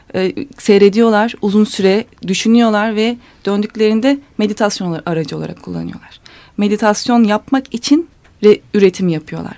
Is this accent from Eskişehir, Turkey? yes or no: yes; Eskişehir, Turkey; ben Eskişehir'liyim